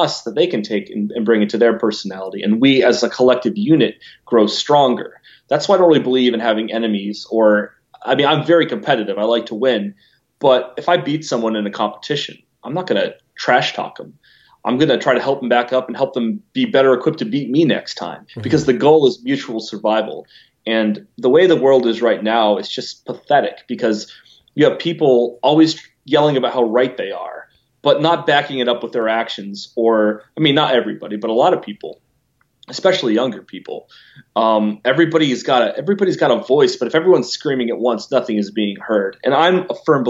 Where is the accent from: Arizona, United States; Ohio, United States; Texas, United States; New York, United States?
Ohio, United States; Lancaster; now in Columbus, United States; I grew up in Lancaster, Ohio, which was founded by the Germans in 1803